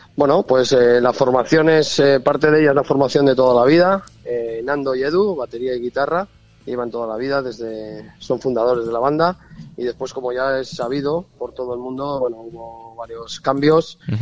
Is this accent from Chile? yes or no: no; Covaleda, Castile and León, Spain; moved away as an adult; now in Madrid, Spain; yo soy de un pueblo de allí, soy de Covaleda